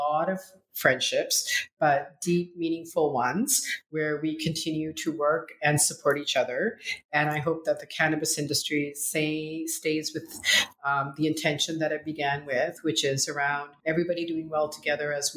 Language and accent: English; Canada; also born or lived in Punjab, India; I was born in India, in Northern India, in Punjab, community of farmers. And I came to Canada when I was 9 months old